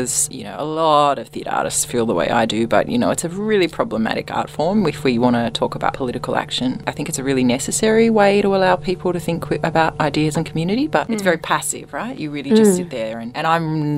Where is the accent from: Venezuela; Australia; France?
Australia; I'm from Australia